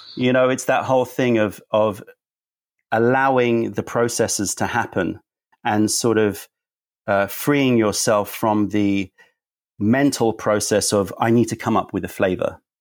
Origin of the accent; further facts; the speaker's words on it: London, United Kingdom; also born or lived in United States; being a Londoner